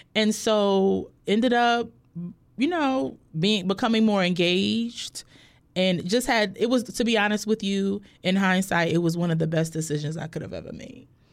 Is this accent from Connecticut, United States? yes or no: yes; Hartford, Connecticut, United States; moved away as an adult; also born or lived in Bloomfield, Connecticut; now in Norfolk, United States; I was technically born in Hartford, Connecticut, but then at, when in, in middle school, I ended up, we ended up moving to Bloomfield, Connecticut, which is like a town over